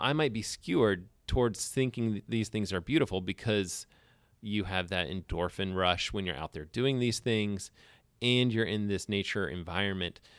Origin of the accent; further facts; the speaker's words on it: Alabama, United States; moved away; I grew up in Alabama